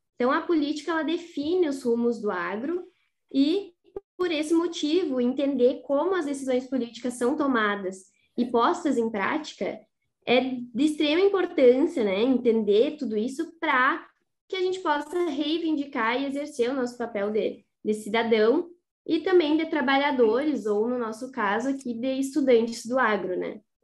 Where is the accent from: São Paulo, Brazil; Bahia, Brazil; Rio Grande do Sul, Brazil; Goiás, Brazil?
Rio Grande do Sul, Brazil; Rosário do Sul; now in Santa Maria, Brazil; Eu sou da fronteira, sou de Rosário do Sul.